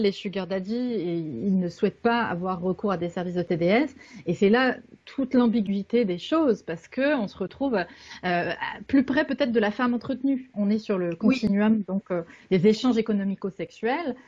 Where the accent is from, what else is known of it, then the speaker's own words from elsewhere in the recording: Canada; je suis canadienne